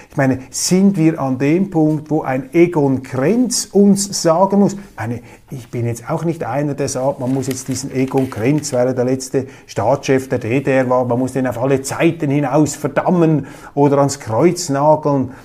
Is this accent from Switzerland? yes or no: yes; Zurich, Switzerland; als Zürcher